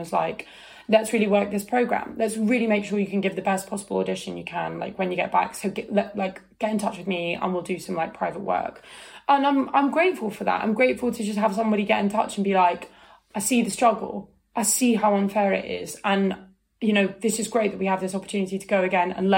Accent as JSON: {"language": "English", "country": "United Kingdom", "said": "I'm British"}